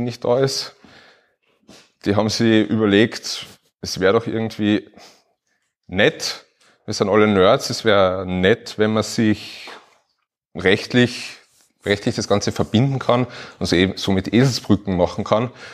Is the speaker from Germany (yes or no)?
no; Upper Austria, Austria; now in Carinthia, Austria; ich bin auch Oberösterreicher und irgendwie nach Kärnten ausgewandert